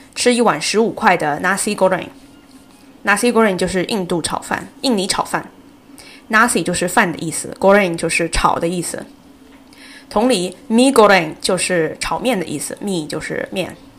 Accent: China; first language Chinese; 我们生活在一个如此庞大丰富的文明作为中国人

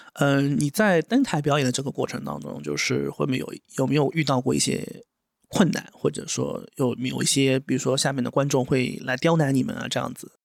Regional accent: Wuxi, Jiangsu, China; 我们都是无锡人嘛

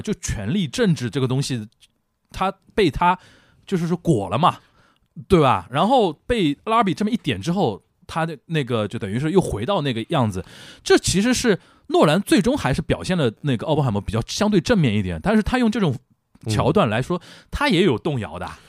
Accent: Shanghai, China; 我们上海人叫横竖横啊

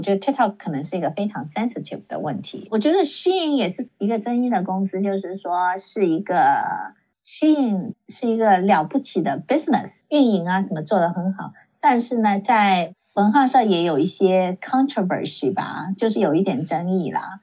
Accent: Silicon Valley, California, United States; also born or lived in China; 我没有在别的城市住过， 然后， 然后呢，我在这里长大

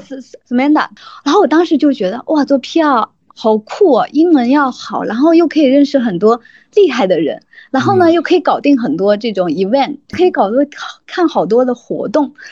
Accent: Yangzhou, Jiangsu, China; moved away as an adult; also born or lived in Beijing; now in Xiamen, China; 我是扬州人

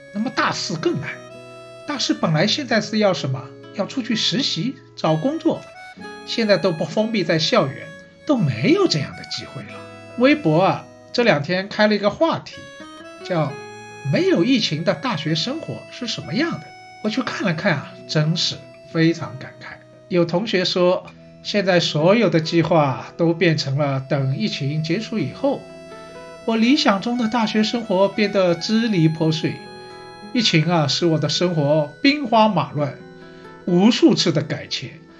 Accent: Shanghai, China; 我是上海人，所以呢，对城市这一块呢，好像也特别有感觉

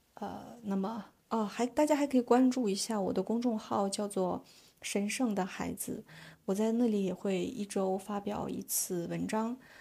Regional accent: China; 我还想要邀请我的萨满姐姐们，呃，到中国去旅行 ，呃，去我的家乡

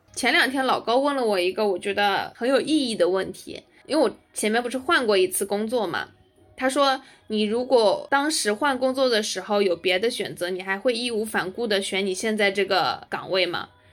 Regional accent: China; moved away as an adult; also born or lived in United States; 我们作为中国人，在就是美国人的圈子里面

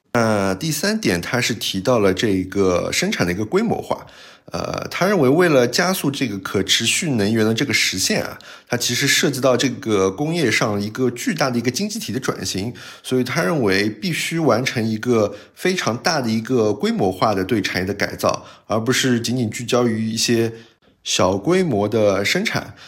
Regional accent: China; 我们中国人最喜欢这样说话了

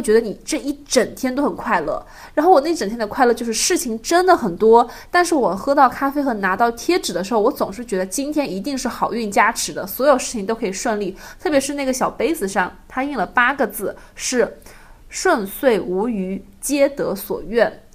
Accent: southern China, China; moved away; 咱们都是南方人

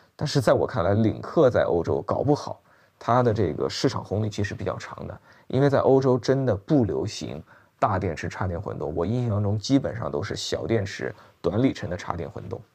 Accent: China; 作为我们中国人来讲

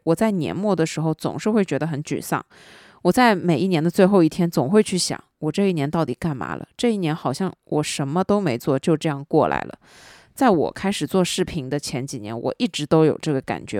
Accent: southern China, China; 作为一个南方人

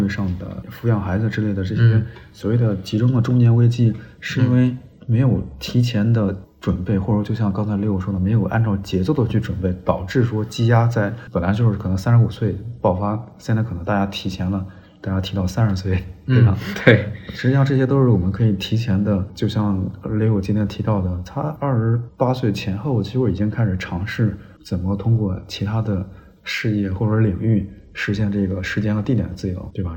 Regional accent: northern China, China; now in Guangdong, China; 我们老家儿北方呢

